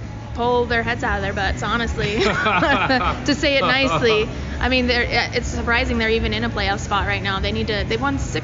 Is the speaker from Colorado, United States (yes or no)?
yes; Cortez, Colorado, United States; now in Denver, United States; I'm from Cortez, Colorado, though. It's a little teeny tiny.